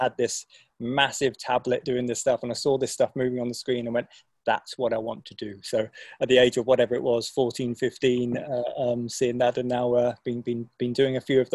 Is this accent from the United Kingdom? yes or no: yes; Oxfordshire, South East England, United Kingdom; where I come from England and Oxfordshire, lived in a small market town